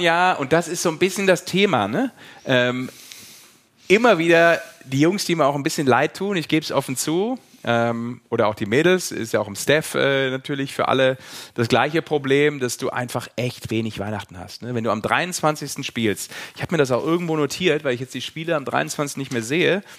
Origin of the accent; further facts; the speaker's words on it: Düsseldorf, North Rhine-Westphalia, Germany; gebürtiger Düsseldorfer